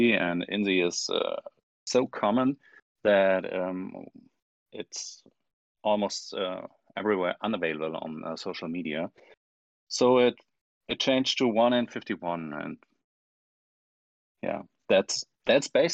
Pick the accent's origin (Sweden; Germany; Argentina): Germany; I'm from Germany